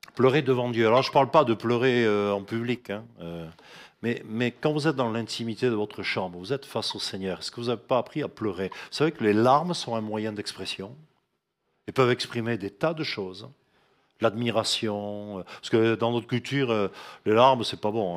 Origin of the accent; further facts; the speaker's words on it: France; en tant que Français